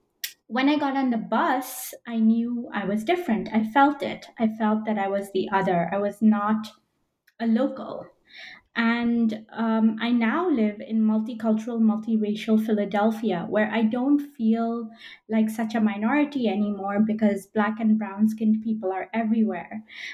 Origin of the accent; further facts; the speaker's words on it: Belgium; moved away as an adult; also born or lived in United States / United Kingdom; So I'm of Indian origin, but I was born in Belgium. I'm still a Belgian citizen as well as an American citizen. And I've lived in Belgium, the US, and the UK.